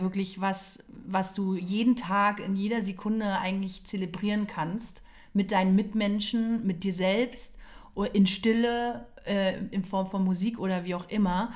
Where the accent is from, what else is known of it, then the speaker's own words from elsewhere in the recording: Potsdam, Brandenburg, Germany; bin gebürtige Potsdamerin